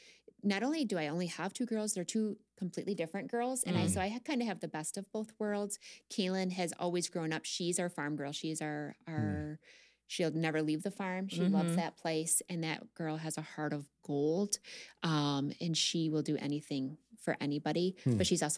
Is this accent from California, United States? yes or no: no; Cuba, New York, United States; So I grew up in Cuba, New York, which is just the next town over for I live in Friendship currently.